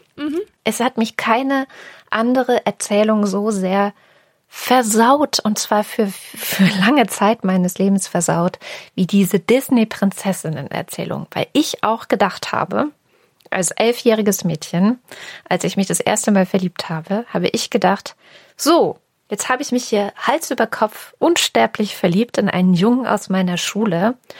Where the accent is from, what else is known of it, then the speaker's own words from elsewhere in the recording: East Germany, Germany; meiner DDR-Geschichte